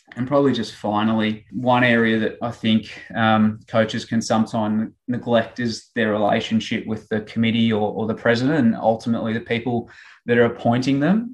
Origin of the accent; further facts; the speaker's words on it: Ballarat, Victoria, Australia; I grew up sort of in Ballarat and played my um, country junior footy with, with Lake Wendouree